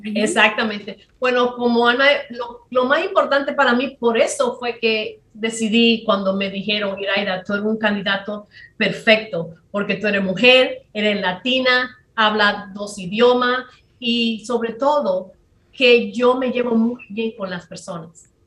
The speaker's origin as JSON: {"language": "Spanish", "region": "San Pedro de Macorís", "country": "Dominican Republic", "tie": "born or raised there", "also_born_or_lived": "New York / New Jersey", "moved": "as an adult", "lives_now": "United States", "said": "en Macorís, que es de que yo soy"}